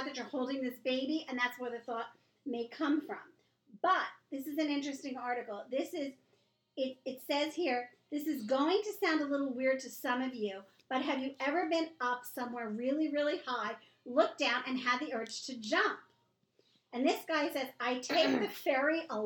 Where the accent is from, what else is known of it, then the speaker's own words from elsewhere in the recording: New York City, New York, United States; also born or lived in Long Beach, New York; I grew up in Long Beach. I was born and raised in New York City. My parents moved to Long Beach when I was 14 years old